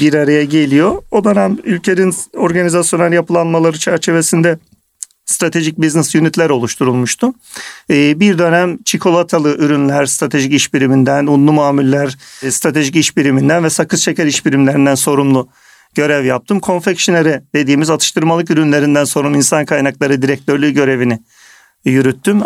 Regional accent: Kırşehir Province, Turkey; moved away as an adult; also born or lived in Istanbul; Ben 1975 yılında Kırşehir'de doğdum. Orta Anadolu'da.

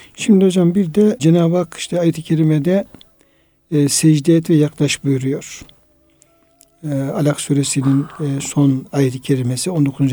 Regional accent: Turkey; bizim köyde hocam, e, Irmak Yanı köyünde işte Çoruh oradan geçtiği için ee, bizim evlerimizin olduğu yerler

